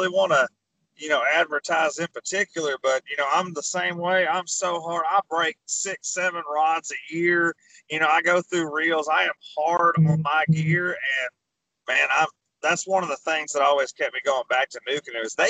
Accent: Arkansas, United States; I'm from Arkansas.

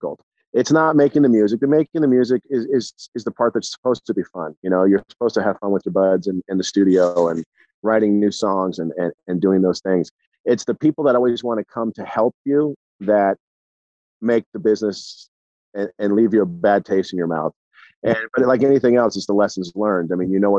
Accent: Southern California, United States; from Southern California

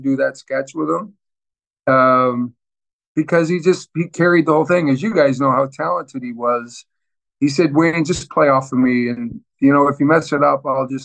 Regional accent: Brantford, Ontario, Canada; I'm from your hometown. I'm from Brantford, Ontario.

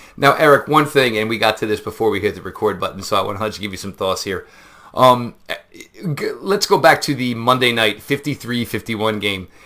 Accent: New Jersey, United States; me growing up in New Jersey

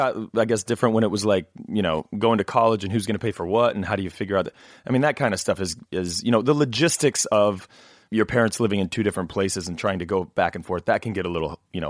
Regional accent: Knoxville, Illinois, United States; now in Los Angeles, United States; And so people always say, well, where is Knoxville, Illinois? And I say, oh, nowadays people go, well, where are you from? I said, L.A., because I've been here like, you know, 300 years.

